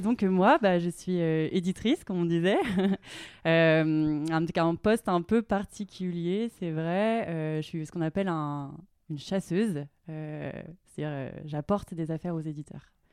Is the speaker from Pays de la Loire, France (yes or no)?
no; Clermont-Ferrand, Auvergne-Rhône-Alpes, France; moved away as an adult; also born or lived in Grenoble; now in Annecy, France; je viens de Clermont-Ferrand, euh, en Auvergne